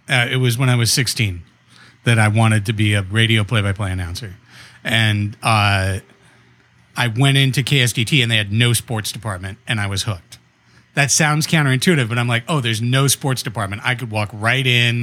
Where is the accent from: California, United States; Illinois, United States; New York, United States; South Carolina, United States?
California, United States; Long Beach; moved away as an adult; now in San Diego, United States; I grew up in Long Beach, uh, so just up the coast, but, uh, you know, born and raised in Long Beach, went to Long Beach Poly